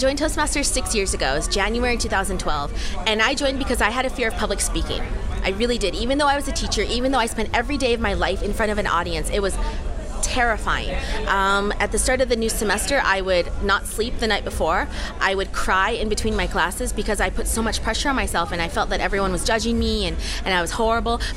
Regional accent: United States; moved away as an adult; now in South Korea; I am American. I have an American passport. I was raised in America, but I'm ethnically Korean, and I was born in Korea, but I was adopted.

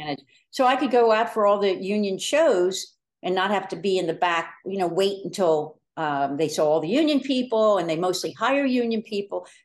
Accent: Delaware County, Pennsylvania, United States; also born or lived in New York City, United States

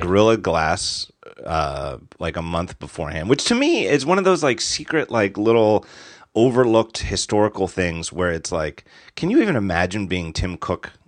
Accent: United States; as an American

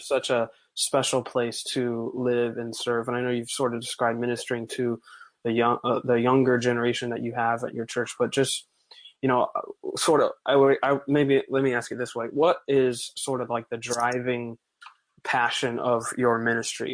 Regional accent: Bible Belt, the South, United States; I'm from the Bible Belt, as they call it

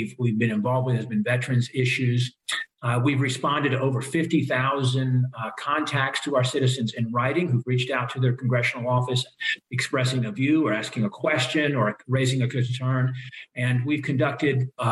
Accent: Lynchburg, Virginia, United States; I grew up in the Lynchburg area.

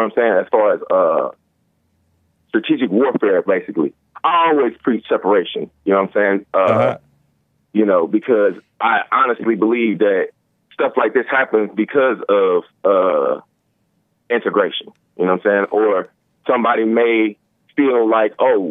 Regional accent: Colfax, Louisiana, United States; I'm in Louisiana, right? I'm from Complex, Louisiana

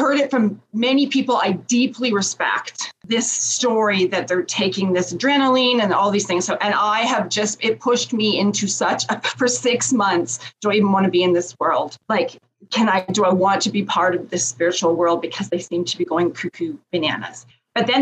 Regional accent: Canada; I'm Canadian

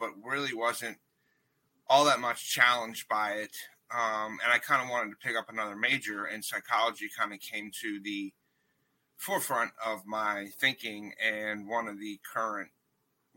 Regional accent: D.C., District of Columbia, United States; moved away as an adult; also born or lived in Erie, Pennsylvania; I grew up outside of Washington, D.C.

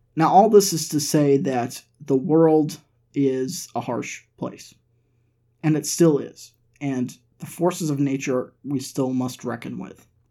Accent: Massachusetts, United States; now in Nashville, United States; all the way from my home state of Massachusetts

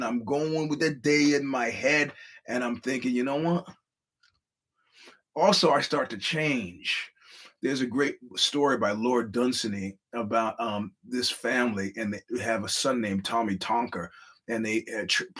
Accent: New York, United States; I'm a New Yorker

